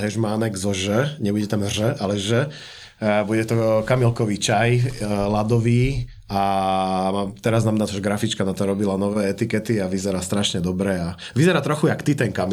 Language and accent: Slovak; Šaľa, Nitra Region, Slovakia; now in Brno, Czechia; u nás doma v Šali